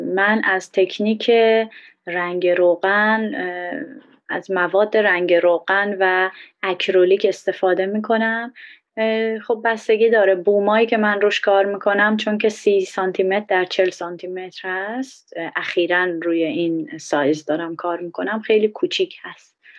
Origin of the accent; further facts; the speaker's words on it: Iran; moved away; الان که من یه بهایی هستم خارج از ایران